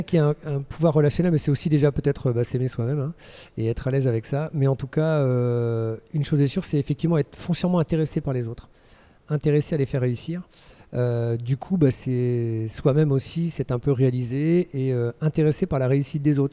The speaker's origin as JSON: {"language": "French", "town": "Lorient", "region": "Brittany", "country": "France", "tie": "born or raised there", "moved": "as an adult", "lives_now": "Switzerland", "said": "je suis breton, euh, exilé en Suisse depuis maintenant près de 22 ans. Voilà, je suis originaire de Lorient en Bretagne"}